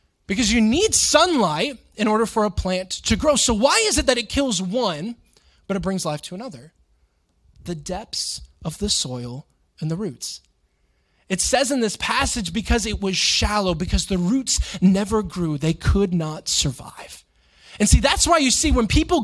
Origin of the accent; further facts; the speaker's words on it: Florida, United States; growing up in Florida